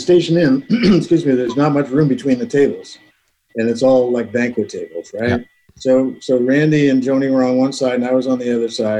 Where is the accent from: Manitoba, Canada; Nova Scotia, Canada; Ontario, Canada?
Ontario, Canada; Wallaceburg; I'm from Wallaceburg.